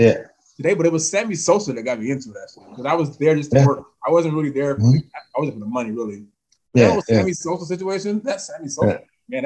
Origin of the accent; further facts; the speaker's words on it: Chicago, Illinois, United States; I was from the West Side.